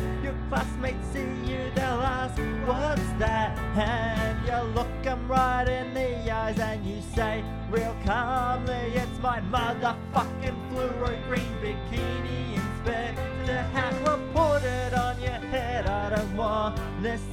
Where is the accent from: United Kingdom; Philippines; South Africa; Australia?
Australia; Bendigo, Victoria; I'm from Bendigo.